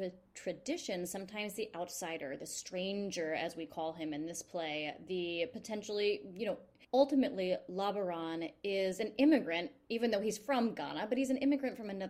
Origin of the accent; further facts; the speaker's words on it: New York City, New York, United States; I feel as a New Yorker